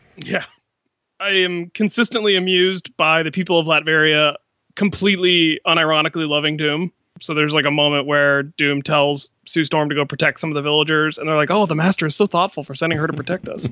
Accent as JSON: {"language": "English", "region": "Florida", "country": "United States", "tie": "born or raised there", "said": "my home state of Florida"}